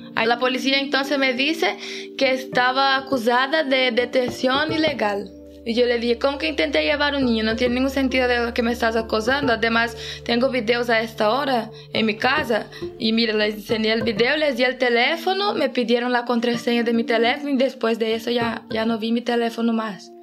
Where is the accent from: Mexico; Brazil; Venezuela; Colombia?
Brazil; Itapuranga, Goiás; now in Oviedo, Spain; soy de Itapuranga, Goiás y vivo en Oviedo, Asturias desde 2017.